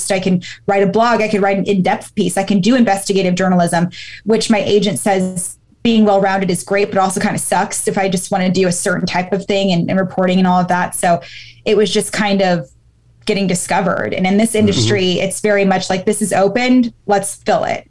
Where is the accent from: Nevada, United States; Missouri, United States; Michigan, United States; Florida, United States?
Nevada, United States; Reno; moved away as an adult; also born or lived in Baltimore, Maryland; I'm from Reno, Nevada